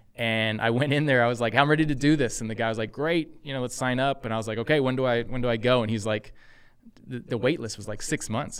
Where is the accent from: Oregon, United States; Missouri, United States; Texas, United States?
Texas, United States; moved away as an adult; also born or lived in San Francisco; I'm originally from Texas, um, grew up there.